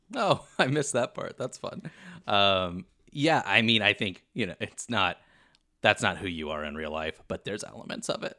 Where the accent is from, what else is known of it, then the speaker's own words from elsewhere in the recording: Kentucky, United States; now in Los Angeles, United States; I am originally from Kentucky, but spending most of my time in L A these days